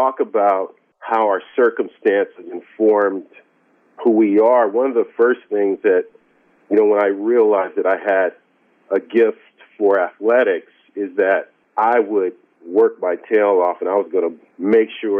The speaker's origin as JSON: {"language": "English", "town": "San Diego", "region": "California", "country": "United States", "tie": "born or raised there", "said": "I was born in San Diego"}